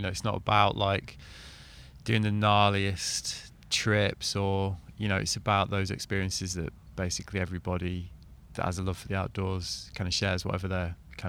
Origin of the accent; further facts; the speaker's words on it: Manchester, North West England, United Kingdom; my hometown.